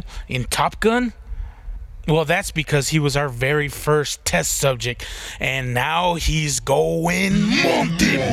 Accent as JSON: {"language": "English", "country": "United States", "said": "We're American"}